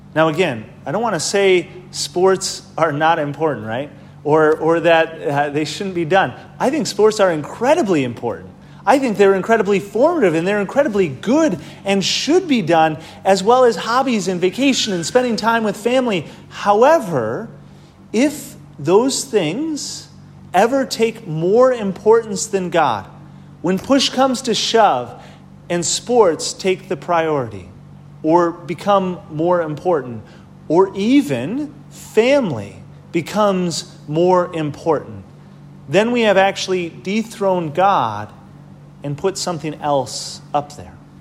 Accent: Wisconsin, United States; moved away; I'm from Wisconsin

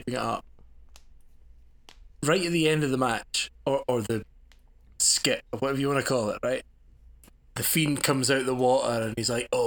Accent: Scotland, United Kingdom; As a Scot myself

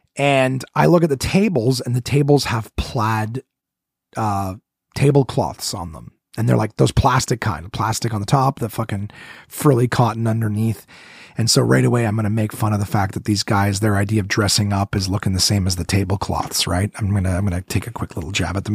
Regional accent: Ottawa, Ontario, Canada; Ottawa, my hometown

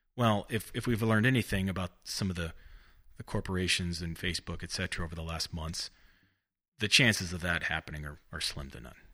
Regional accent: Bakersfield, California, United States; also born or lived in Santa Barbara, California; grew up in Bakersfield

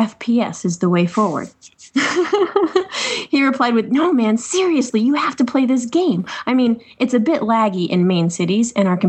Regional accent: England, United Kingdom; I'm from England, in case you hadn't have guessed by now.

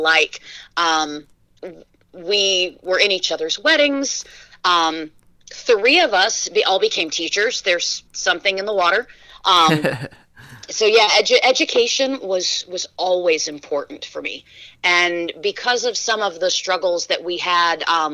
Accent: Shavehead Lake, Michigan, United States; now in Indiana, United States; When I was three, we moved up to Shavehead Lake in Michigan, really out in the middle of nowhere

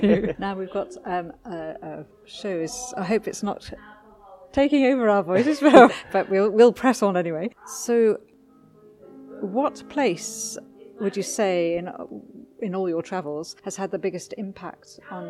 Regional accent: Scotland, United Kingdom; I am from Scotland

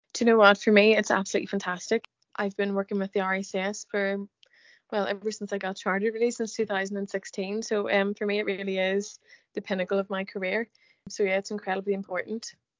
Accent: Northern Ireland, United Kingdom; I am from Northern Ireland

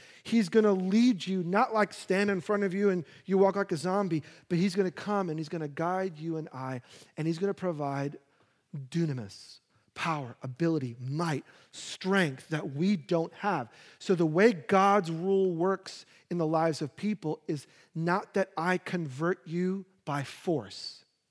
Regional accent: New York, United States; I, being a New Yorker and having no handy skills, I wanted grass. You know, like, I grew up, we had a little plot of grass, so I want a little plot of grass.

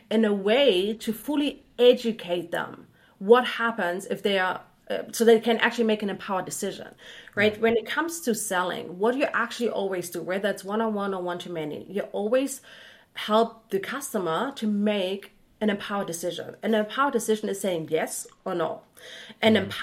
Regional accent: Germany; English is a second language; moved away; i'm originally from germany

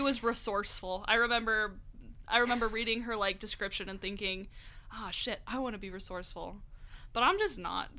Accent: Albuquerque, New Mexico, United States; I grew up in Albuquerque

